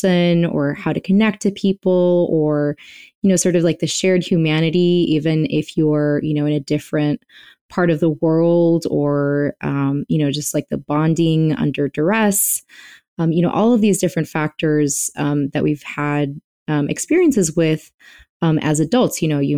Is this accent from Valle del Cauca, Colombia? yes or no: no; Bogota, Colombia; also born or lived in Nigeria / France / Venezuela / Texas, United States; I grew up around the world. I'm from Bogota, Colombia. I moved to Nigeria and France and Venezuela and Texas